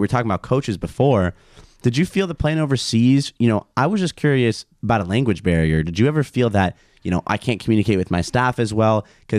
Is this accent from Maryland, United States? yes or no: no; Chicago, Illinois, United States; now in Israel; I'm from Chicago.